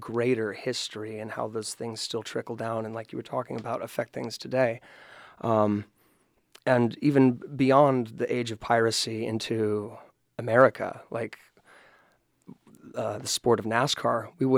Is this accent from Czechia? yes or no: no; Brown County, Indiana, United States; Brown County being this is my hometown. I've been outside here, lived a couple other places, but this is the center of my universe